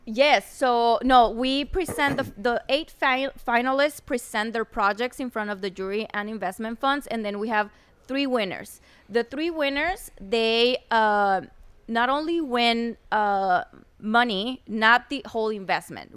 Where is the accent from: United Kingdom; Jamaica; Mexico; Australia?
Mexico; Chihuahua; English is a second language; moved away as an adult; also born or lived in Ciudad Juarez, Mexico / United States; now in Mexico City, Mexico; I was born in Chihuahua